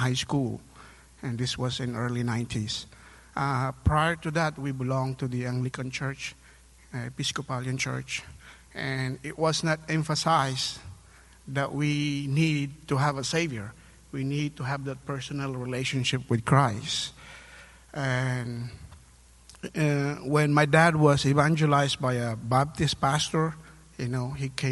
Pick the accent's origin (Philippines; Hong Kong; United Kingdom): Philippines; moved away as an adult; now in United States; I was born and raised in the Philippines. I came over here to the U.S. in 2010